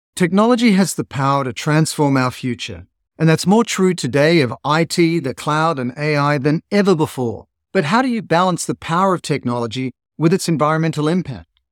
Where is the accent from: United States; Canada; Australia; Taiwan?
Australia; I grew up in Australia